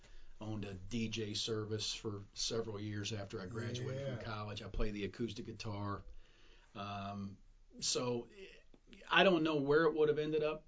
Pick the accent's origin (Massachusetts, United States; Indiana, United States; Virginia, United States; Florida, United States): Indiana, United States; Southern; accent: drawl; moved away; also born or lived in New Albany, Indiana; I was in a couple different towns, moved a couple different elementary schools, but it was Southern Indiana